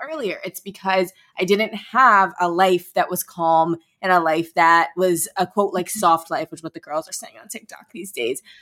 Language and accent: English; St. Louis, Missouri, United States; my hometown of St. Louis